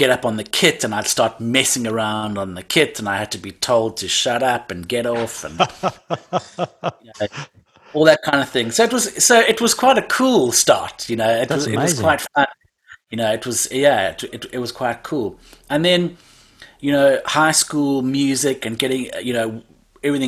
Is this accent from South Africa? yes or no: yes; Cape Town, Western Cape, South Africa; I'm born and raised in Cape Town. Cape Town, South Africa